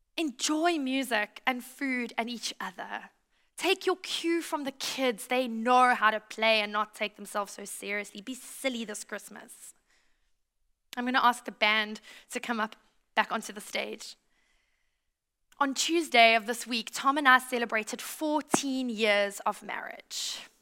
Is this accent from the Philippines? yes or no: no; South Africa; also born or lived in United States; now in Australia